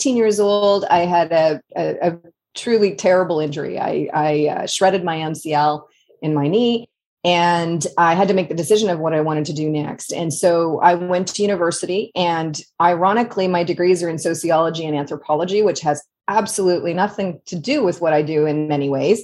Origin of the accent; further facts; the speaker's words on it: Guelph, Ontario, Canada; also born or lived in Northeast United States; now in United States; So I grew up in a little place called Guelph, Ontario, which is about an hour northwest of Toronto in Canada